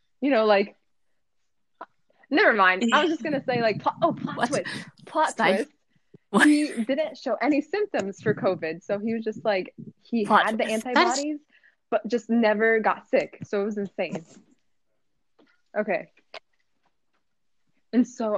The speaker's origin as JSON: {"language": "English", "town": "Philadelphia", "region": "Pennsylvania", "country": "United States", "tie": "born or raised there", "said": "I was born in Philadelphia"}